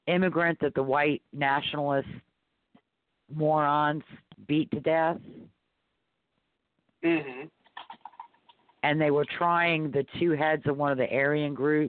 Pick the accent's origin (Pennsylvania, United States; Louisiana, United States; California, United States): Louisiana, United States; New Orleans; I was raised in New Orleans